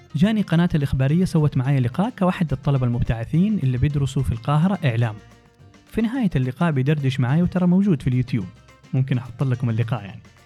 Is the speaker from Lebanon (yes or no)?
no; Jeddah, Makkah Province, Saudi Arabia; moved away as an adult; also born or lived in Tokyo, Japan / Cairo, Egypt / Dubai, United Arab Emirates; نشأت في جدة تخرجت من الثانوية العامة